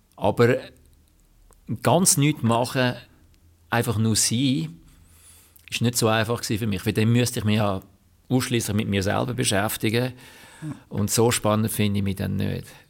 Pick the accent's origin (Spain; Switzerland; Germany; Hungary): Switzerland; ich als Schweizer